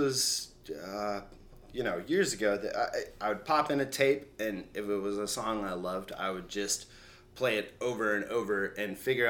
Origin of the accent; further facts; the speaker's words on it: Colorado, United States; When I grew up in Colorado.